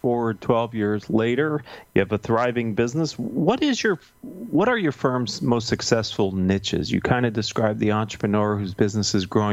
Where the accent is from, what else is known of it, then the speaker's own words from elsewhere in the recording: Pennsylvania, United States; I'm from Pennsylvania too, so I'm very direct.